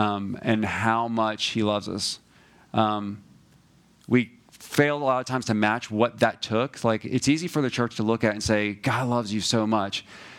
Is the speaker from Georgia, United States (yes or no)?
yes; Georgia, United States; We went to, we're from Georgia